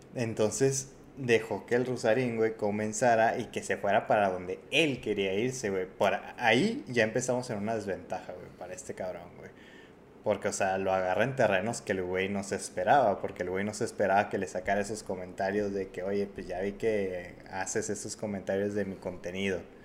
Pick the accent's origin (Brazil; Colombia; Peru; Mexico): Mexico; nosotros, güey, como mexicanos